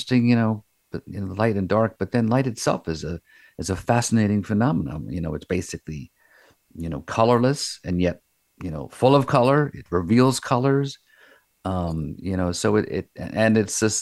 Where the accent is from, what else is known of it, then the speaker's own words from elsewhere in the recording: Long Island, New York, United States; I was growing up on Long Island in the 50s